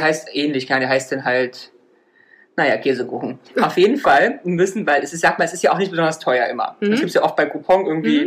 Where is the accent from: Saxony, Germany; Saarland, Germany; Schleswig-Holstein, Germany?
Saarland, Germany; moved away; wir sagen bei uns im Saarland gestanden